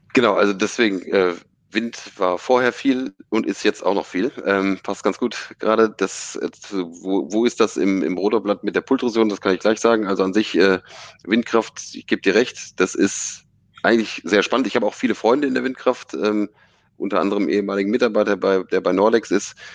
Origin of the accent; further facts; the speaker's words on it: Stade region, Lower Saxony, Germany; eigentlich komme ich aus der Region Stade